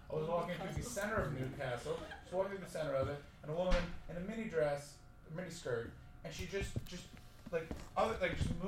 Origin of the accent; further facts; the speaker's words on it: Czechia; So I'm from Czech Republic.